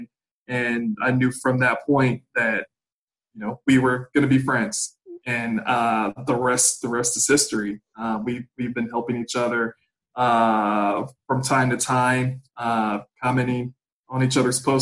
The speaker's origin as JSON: {"language": "English", "town": "Gary", "region": "Indiana", "country": "United States", "said": "originally I'm from Gary, Indiana"}